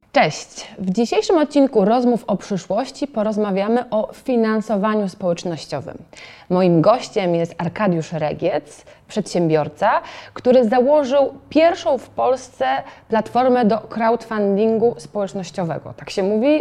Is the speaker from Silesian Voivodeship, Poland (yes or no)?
no; Toruń, Kuyavian-Pomeranian Voivodeship, Poland; ja jestem z Torunia